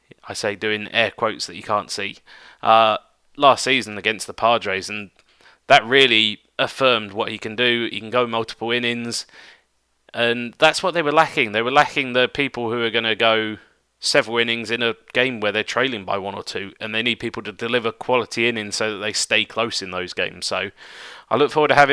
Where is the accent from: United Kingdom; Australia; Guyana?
United Kingdom; one of my fellow Brits